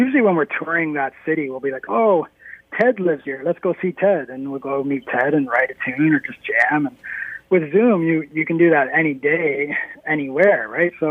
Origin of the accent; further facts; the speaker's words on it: Norwood, Ontario, Canada; also born or lived in Toronto; I live in the town I grew up in, that I went to high school in, that I played hockey